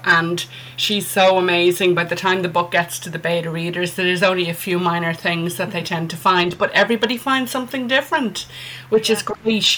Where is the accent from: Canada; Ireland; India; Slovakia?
Ireland; I'm an Irish author.